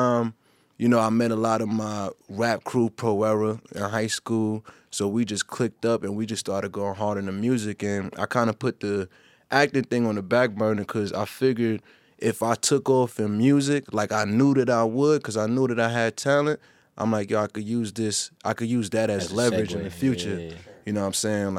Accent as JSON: {"language": "English", "town": "New York City", "region": "New York", "country": "United States", "said": "I was from Brooklyn"}